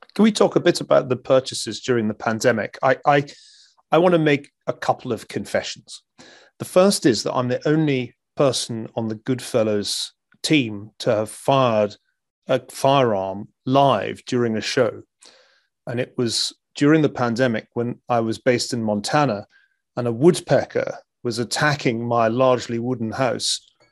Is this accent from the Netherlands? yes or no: no; Glasgow, Scotland, United Kingdom; moved away as an adult; also born or lived in Stanford, California; now in United States; growing up in Glasgow uh, in the 1970s